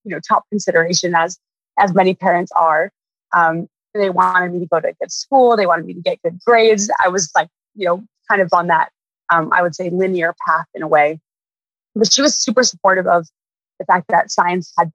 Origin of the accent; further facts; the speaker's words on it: Winnetka, Illinois, United States; now in Los Angeles, United States; I grew up north of Chicago in a few different areas, but mainly a town called Winnetka